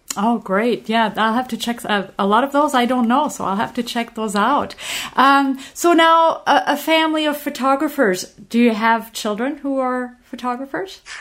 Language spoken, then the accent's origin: English; Normandy, France; I'm from Normandy in France